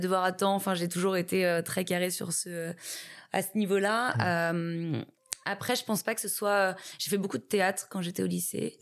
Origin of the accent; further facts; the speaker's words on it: Paris, Île-de-France, France; je suis née et j'ai grandi à Paris